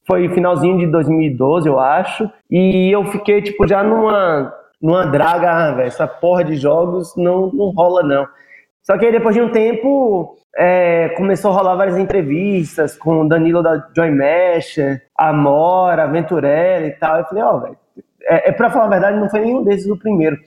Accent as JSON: {"language": "Portuguese", "town": "Salvador", "region": "Bahia", "country": "Brazil", "also_born_or_lived": "São Paulo", "moved": "as an adult", "said": "eu saí de Salvador Fui morar em São Paulo para trabalhar nas maiores agências"}